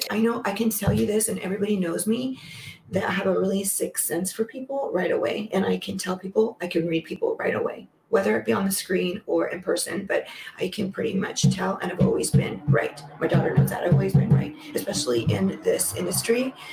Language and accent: English; California, United States; I grew up in California